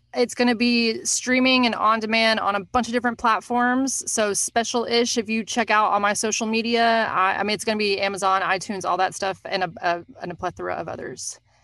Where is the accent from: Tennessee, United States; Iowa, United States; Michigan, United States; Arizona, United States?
Tennessee, United States; Nashville; moved away; also born or lived in New York; I'm from Nashville originally